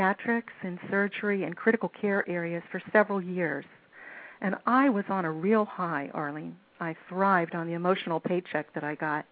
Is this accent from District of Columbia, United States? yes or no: yes; Washington, District of Columbia, United States; I grew up here in the Washington, D.C. area.